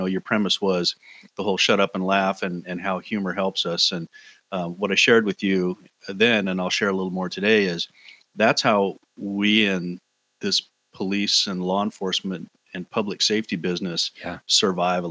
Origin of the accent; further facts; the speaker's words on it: Olympia, Washington, United States; moved away as an adult; also born or lived in Fort Lewis, Washington; now in Mill Creek, United States; I spent most of my life growing up in Olympia. I graduated from high school there.